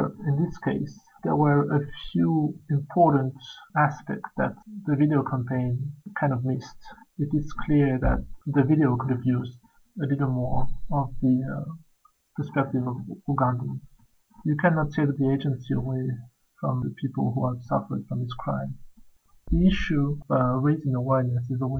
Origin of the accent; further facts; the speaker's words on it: Madagascar; I'm from Madagascar and I'm the editor of the Francophone content for Global Voices